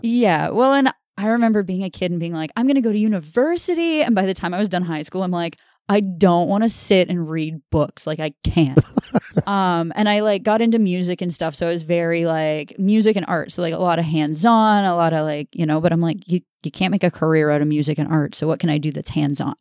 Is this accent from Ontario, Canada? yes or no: yes; Orillia, Ontario, Canada; I'm from Aurelio